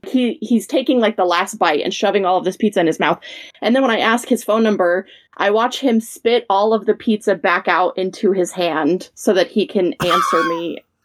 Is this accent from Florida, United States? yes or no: no; Las Vegas, Nevada, United States; I'm from Las Vegas.